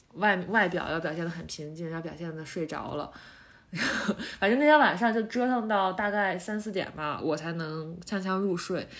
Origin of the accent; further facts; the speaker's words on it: Shandong, China; 我们山东人